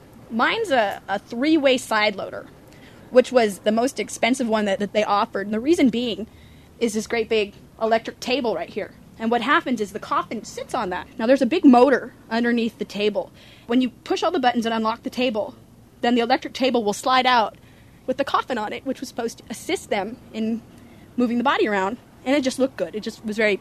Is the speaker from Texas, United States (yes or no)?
no; Sunnyvale, California, United States; I was growing up in Sunnyvale